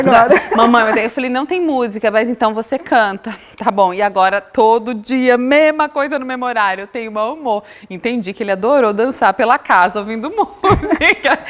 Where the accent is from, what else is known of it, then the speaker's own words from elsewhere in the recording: Bahia, Brazil; Eu sou baiana. E tem um ditado na minha terra que baiano não nasce, baiano estreia